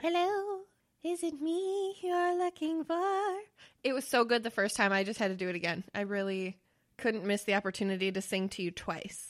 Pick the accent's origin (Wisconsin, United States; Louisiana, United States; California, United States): Wisconsin, United States; we're from Wisconsin.